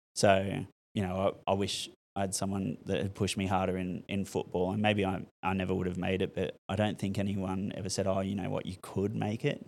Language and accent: English; Newcastle, New South Wales, Australia; I grew up in Merriweather